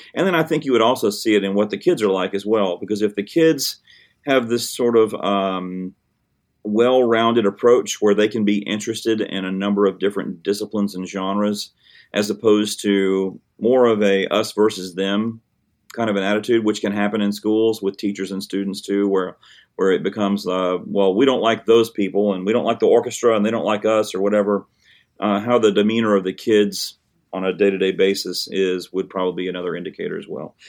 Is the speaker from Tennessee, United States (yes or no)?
yes; Hickman County, Tennessee, United States; also born or lived in Murfreesboro, Tennessee; I'm from Hickman County, Tennessee, which is a small town sort of between Columbia and Dixon